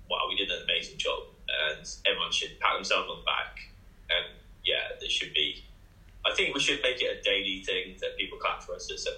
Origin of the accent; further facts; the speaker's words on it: Bournemouth, South West England, United Kingdom; I'm from Bournemouth